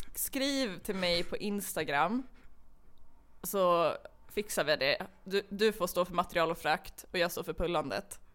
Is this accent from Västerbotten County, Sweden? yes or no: yes; Umeå, Västerbotten County, Sweden; moved away as an adult; jag flyttade tillbaka till Umeå som är min hemstad